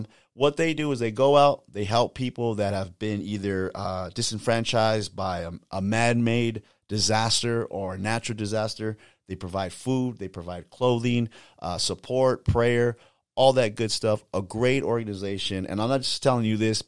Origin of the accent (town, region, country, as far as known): California, United States